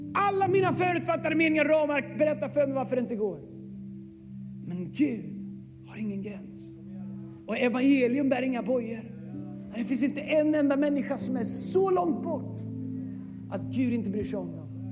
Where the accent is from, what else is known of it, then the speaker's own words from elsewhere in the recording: Sweden; oss svenskar